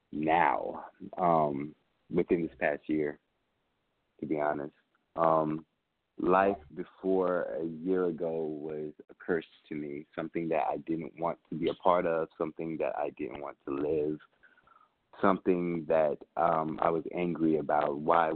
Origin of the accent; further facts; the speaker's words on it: Vicenza, Veneto, Italy; also born or lived in Augsburg, Germany / Nuremberg, Germany; I was born in Augsburg, Germany, and raised in Vicenza, Italy, and Nuremberg, Germany, only because my mom having me at 14, my grandfather was stationed in the military